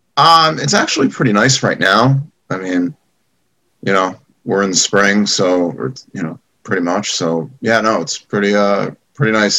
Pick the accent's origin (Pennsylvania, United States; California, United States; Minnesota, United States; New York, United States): New York, United States; Great Neck; moved away as an adult; now in New York City, United States; I grew up in uh, Roslyn and uh, Great Neck area